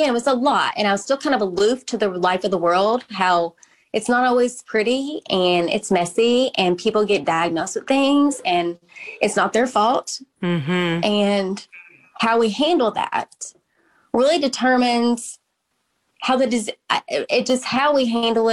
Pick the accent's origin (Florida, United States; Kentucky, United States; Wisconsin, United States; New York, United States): Kentucky, United States; Owensboro; moved away as an adult; although I'm from Owensboro, I lived away when I went to college, but I would come back in town for holidays